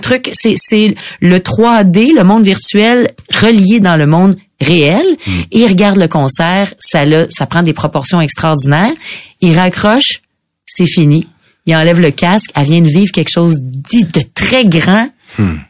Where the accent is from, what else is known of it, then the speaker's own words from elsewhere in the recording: Quebec, Canada; On est québécois